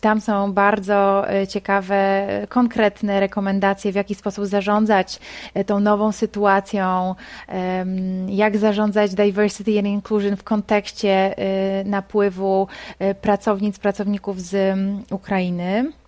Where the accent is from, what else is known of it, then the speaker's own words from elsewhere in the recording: Poland; jesteśmy stąd, jesteśmy z Polski